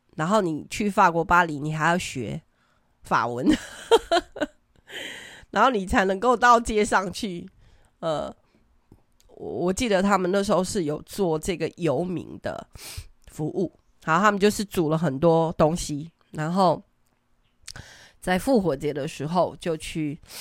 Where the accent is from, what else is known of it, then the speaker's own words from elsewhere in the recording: Taiwan; 我们台湾人真的真的很很有爱心